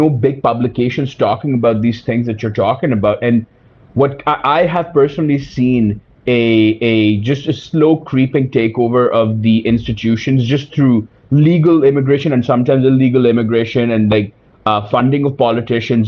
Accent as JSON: {"language": "English", "country": "Pakistan", "moved": "yes", "lives_now": "Canada", "said": "I'm a Pakistani immigrant to Canada"}